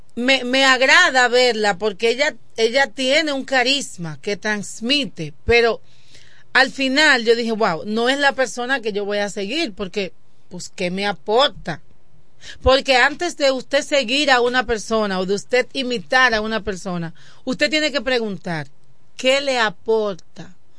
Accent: Dominican Republic; de Quisqueya, hija de Ramón y Arelis

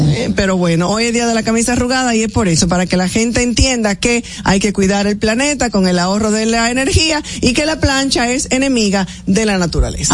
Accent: San Pedro de Macorís, Dominican Republic; Yo soy hija querida de San Pedro de Macorís

